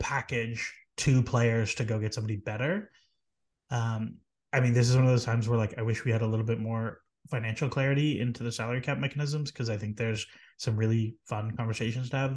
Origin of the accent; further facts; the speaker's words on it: Canada; as a Canadian